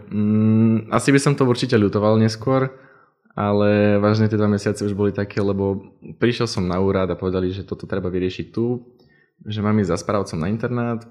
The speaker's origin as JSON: {"language": "Slovak", "town": "Poprad", "region": "Prešov Region", "country": "Slovakia", "moved": "as an adult", "lives_now": "Randers, Denmark", "said": "som z Popradu a tam to nejaké rušné nie"}